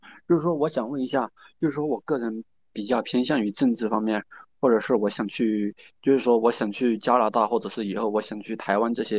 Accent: China; 因为我作为一个中国人嘛，就是说我这个身体是中国人的，

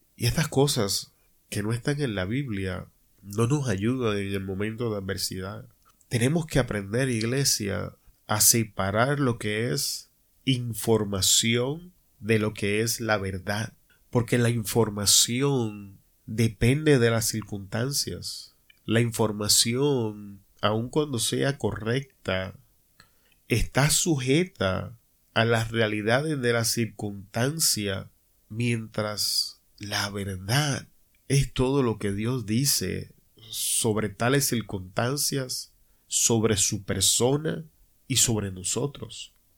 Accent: Puerto Rico; como decimos en mi país, Puerto Rico

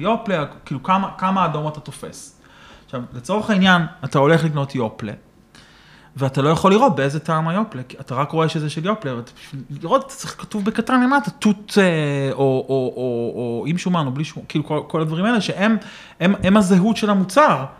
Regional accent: Israel; born or raised there

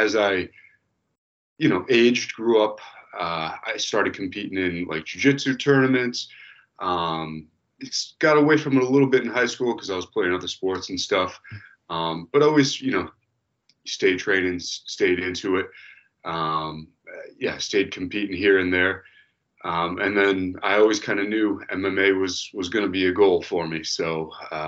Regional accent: Lakeville, Massachusetts, United States; I grew up in Lakeville, Mass

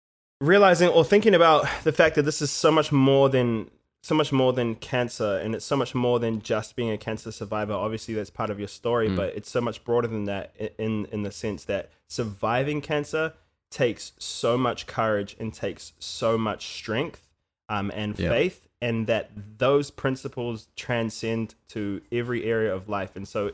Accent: New Zealand; I come from New Zealand, man

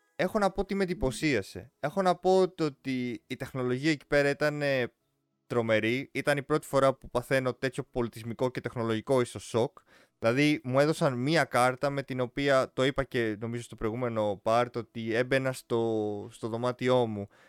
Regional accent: Greece; εμείς σαν Έλληνες

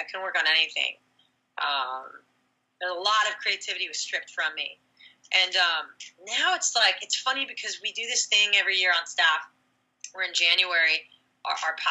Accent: California, United States; I'm from California.

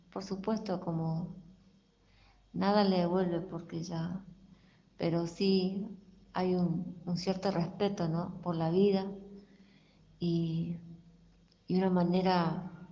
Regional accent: Villa Ángela, Chaco, Argentina; soy, soy de Villángela, Chaco

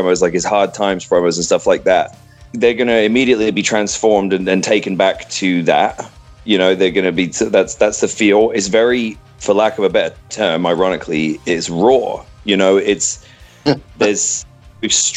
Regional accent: England, United Kingdom; like most kids growing up in England, you think about football

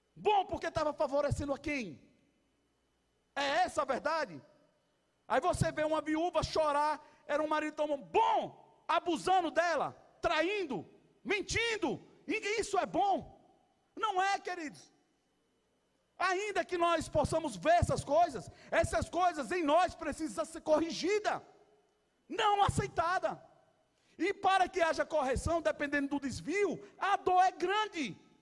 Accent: Brazil; somos brasileiros

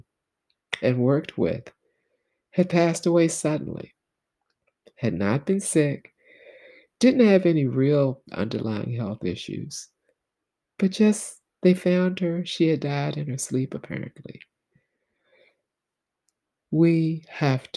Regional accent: the South, United States; As a little girl, Black girl growing up in the South

